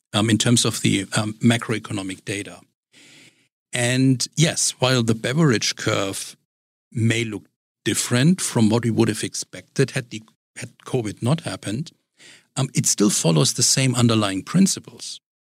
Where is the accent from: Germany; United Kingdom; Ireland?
Germany; now in Richmond, United States; my, my background is in Germany and growing up in Germany